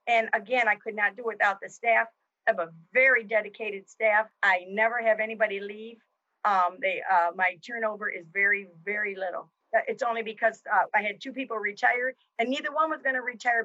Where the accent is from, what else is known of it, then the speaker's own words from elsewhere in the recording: Jackson, United States; also born or lived in South Carolina; I moved back to my hometown in 1986